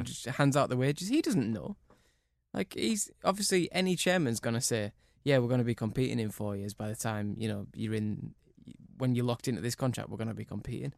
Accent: Cumbria, North West England, United Kingdom; I grew up in Cumbria

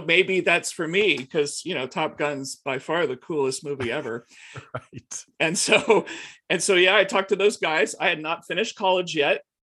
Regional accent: Houston, Texas, United States; also born or lived in Abilene, Texas / Austin, Texas; So I'm from Texas originally. I was born out in Abilene in West Texas uh, but but grew up primarily in Houston

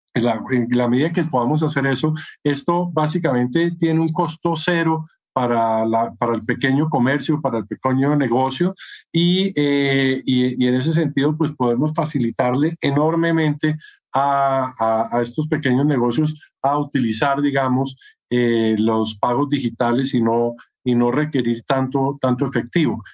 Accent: Colombia

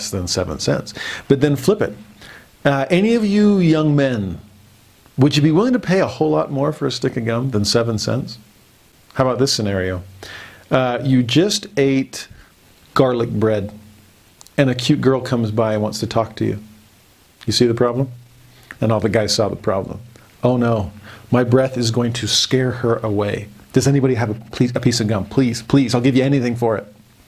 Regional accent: United States; I'm a Westerner. I'm an American, a capitalist

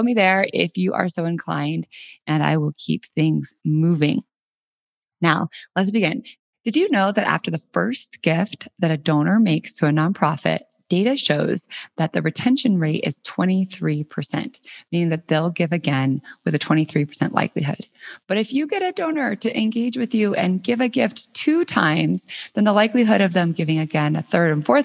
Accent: Colorado, United States; moved away as an adult; also born or lived in San Francisco; last week I moved from San Francisco back to my hometown in Colorado. I'm now living in Denver

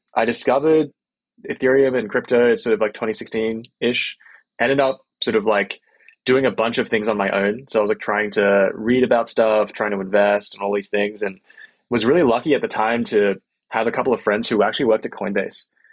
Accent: Australia; moved away as an adult; also born or lived in Bay Area, United States; now in United States; I'm from Australia originally, uh, moved to the US about eight years ago.

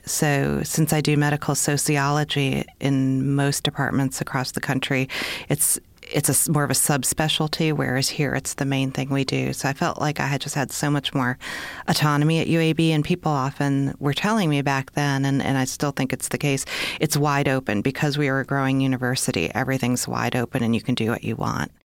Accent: Minnesota, United States; moved away as an adult; also born or lived in Ohio; now in Birmingham, United States; I'm actually from Minnesota

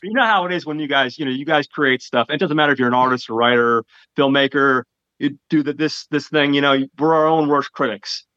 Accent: New Jersey, United States; I'm from Jersey

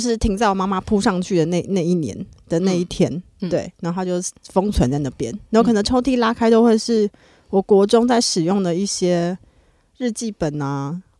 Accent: Hualien County, Taiwan; moved away; 现在回花莲对我来说是回家的感觉吗？

